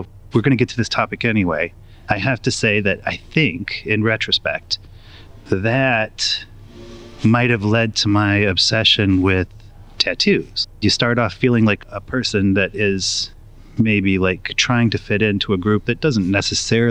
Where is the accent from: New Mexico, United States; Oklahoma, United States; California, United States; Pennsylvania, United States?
New Mexico, United States; moved away; growing up in New Mexico in the woods in a cabin with no running water or electricity